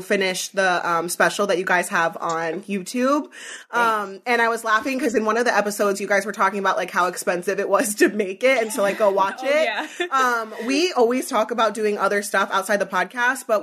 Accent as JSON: {"language": "English", "region": "Northern Pennsylvania", "country": "United States", "said": "I'm from Northern Pennsylvania"}